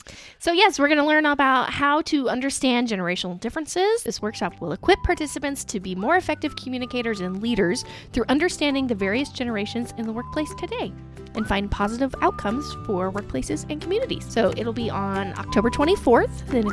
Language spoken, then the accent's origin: English; Alexandria, Indiana, United States; born or raised there